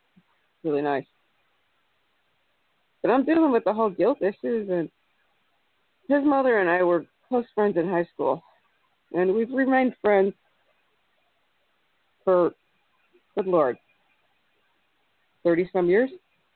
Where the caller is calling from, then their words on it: Illinois, United States; I'm calling from Illinois. I'm a bit southwest of Chicago.